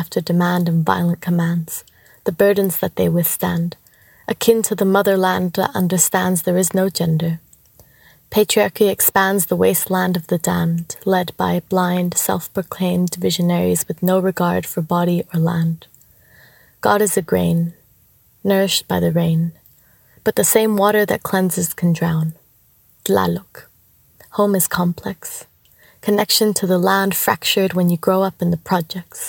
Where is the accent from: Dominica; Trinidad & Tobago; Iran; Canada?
Canada; moved away as an adult; also born or lived in Mexico; now in Australia; I come from Anahuac, also known as Mexico. I have lived there for a short amount of time before my family and I were forced to move to Canada as refugees. Spent a lot of my time growing up in Canada